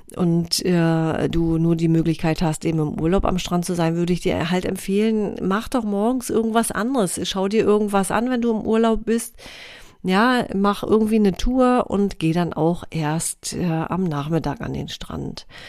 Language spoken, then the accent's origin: German; near Rostock and Warnemünde, Mecklenburg-Vorpommern, Germany; ich bin ein Ostseekind, ja, ich bin hier groß geworden in der Nähe von äh, Rostock und Warnemünde